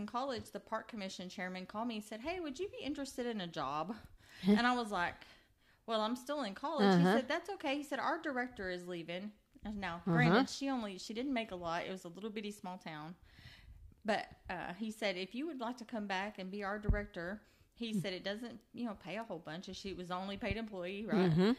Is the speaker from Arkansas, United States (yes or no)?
yes; Nashville, Arkansas, United States; moved away as an adult; now in Mineral Wells, United States; I was there 5 years as the city parks director in my hometown of Nashville, Arkansas.